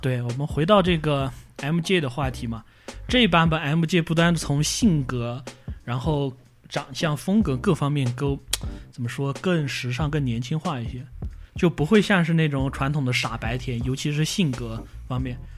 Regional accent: Yunnan, China; accent: Yunnan dialect; 我们云南话也讲

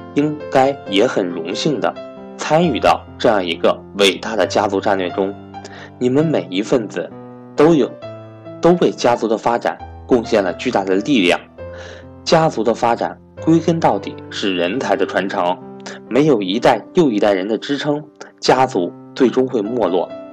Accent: China; 如果我没有出生在中国这个和平崛起的时代

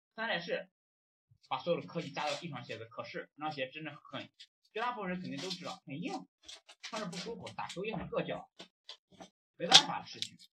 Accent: China; now in Malaysia; 我们中国人

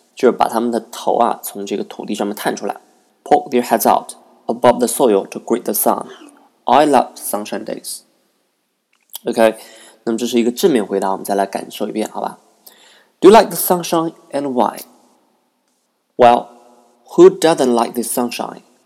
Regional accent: Nanjing, Jiangsu, China; English is a second language; live in my hometown in Nanking

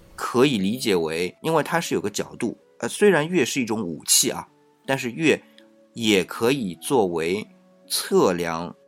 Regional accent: China; 我们作为中国人

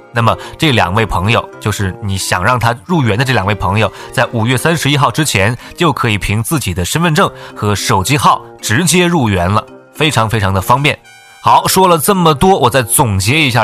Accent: China; 我们大陆人

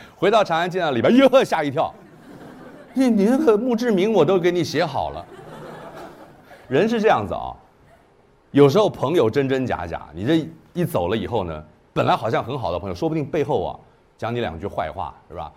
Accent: Kaohsiung, Taiwan; 我虽然在台湾出生，一九六四年在台，台，高雄出生的

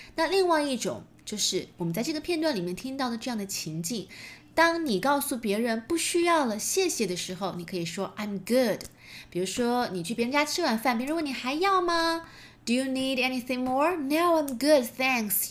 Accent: China; 我们中国人讲究的是

